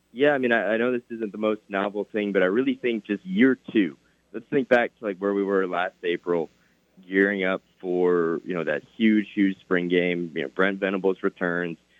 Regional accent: New York, United States; moved away as an adult; also born or lived in Missouri; now in Oklahoma, United States; Only four hours north of where I grew up in New York

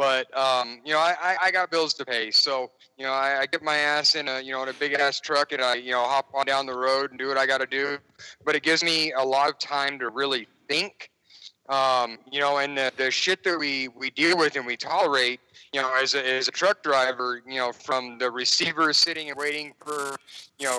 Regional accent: Los Angeles, California, United States; I'm out of L.A., but being a truck driver, I have a dedicated route to Boston.

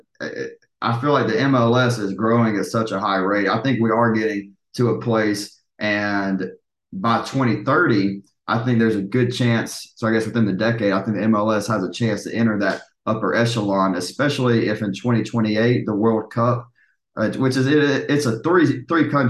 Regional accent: Georgia, United States; I'm from Georgia

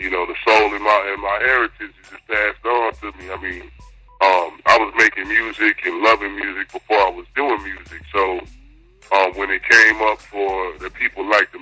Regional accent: El Paso, Texas, United States; also born or lived in Atlanta; now in Houston, United States; I grew up in El Paso on the north side, you know, right by the Triangle.

